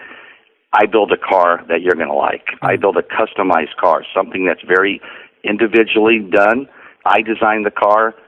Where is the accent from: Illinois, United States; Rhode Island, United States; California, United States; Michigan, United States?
California, United States; Pittsburg; growing up in Pittsburgh, California, that was a hotbed for custom cars